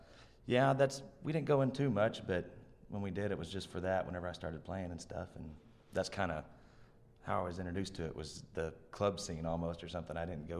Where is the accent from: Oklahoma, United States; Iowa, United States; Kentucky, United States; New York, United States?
Oklahoma, United States; Chandler; I'm just from Chandler, Oklahoma.